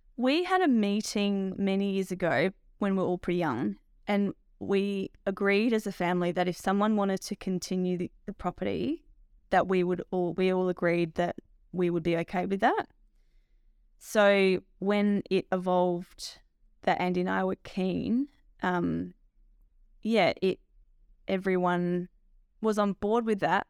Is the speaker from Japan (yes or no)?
no; Lameroo, South Australia, Australia; We farm at Lamoree in the southern valley of South Australia